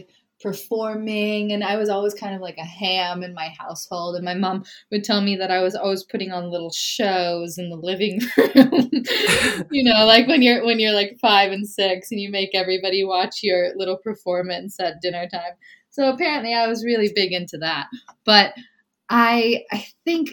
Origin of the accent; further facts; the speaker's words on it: Malibu, California, United States; also born or lived in Topanga, California; I grew up in Malibu and in Topanga and all of these little tiny communities that are just not Los Angeles